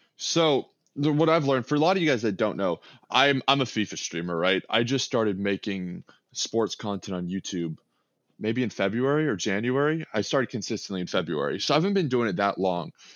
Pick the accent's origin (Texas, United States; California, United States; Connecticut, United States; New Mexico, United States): Texas, United States; Austin; I'm born and raised in Austin, Texas, but my family's from Chicago.